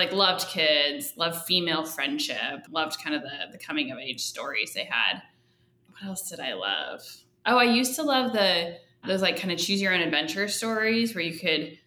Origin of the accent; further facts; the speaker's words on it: Phoenix, Arizona, United States; I grew up in Phoenix and it's really hot there.